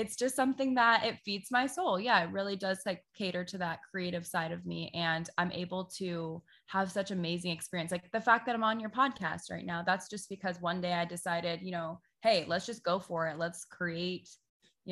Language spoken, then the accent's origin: English; Sarasota, Florida, United States; moved away as an adult; now in St. Petersburg, United States; we're originally from Sarasota